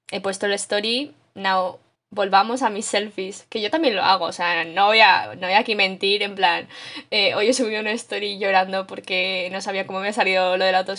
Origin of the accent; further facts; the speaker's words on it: Canada; somos, porque yo soy canadiense.